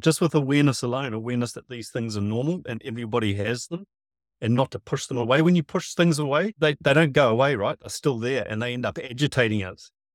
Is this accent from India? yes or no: no; Piha, Auckland, New Zealand; I grew up at P H A Beach, Auckland